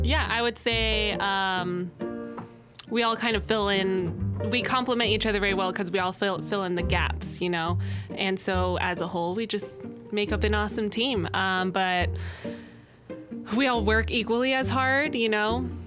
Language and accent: English; Arizona, United States; I grew up in Arizona